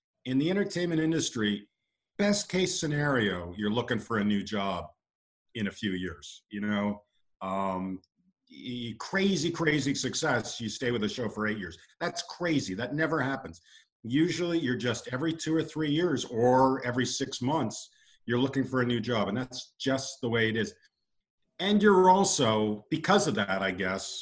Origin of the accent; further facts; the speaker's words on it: London, Ontario, Canada; moved away as an adult; also born or lived in Los Angeles; I grew up in London, Ontario